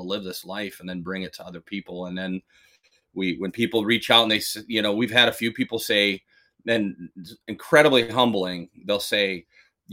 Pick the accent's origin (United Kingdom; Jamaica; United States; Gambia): United States; Minnesota; moved away; I'm from Minnesota